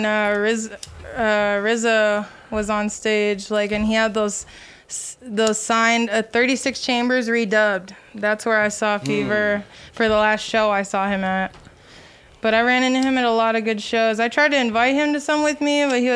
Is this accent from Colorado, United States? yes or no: yes; Colorado, United States; I'm from Colorado